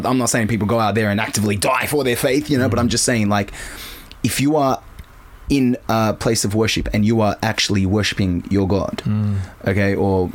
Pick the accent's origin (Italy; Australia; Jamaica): Australia; I'm an Aussie too